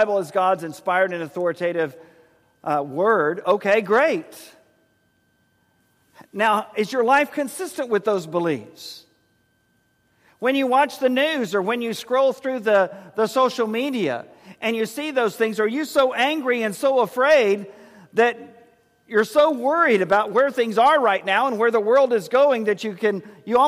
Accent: San Antonio, Texas, United States; In our house growing up in San Antonio

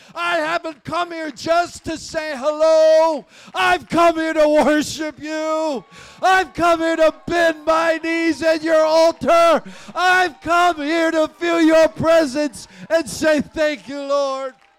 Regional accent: Ohio, United States; I grew up in Ohio in the 60s and 70s

